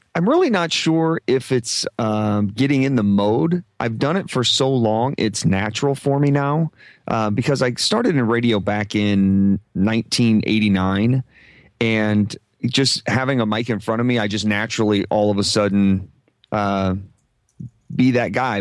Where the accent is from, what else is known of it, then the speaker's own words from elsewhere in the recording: Omaha, Nebraska, United States; I grew up in Omaha